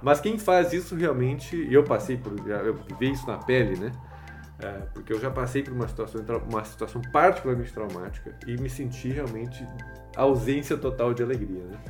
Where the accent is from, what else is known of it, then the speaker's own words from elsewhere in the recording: Gaúcho, Rio Grande do Sul, Brazil; now in São Paulo, Brazil; Eu sou gaúcho